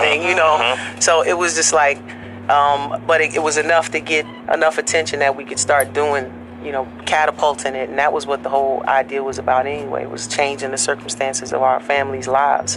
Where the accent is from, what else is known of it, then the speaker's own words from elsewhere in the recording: Newark, New Jersey, United States; me from Jersey, Newark.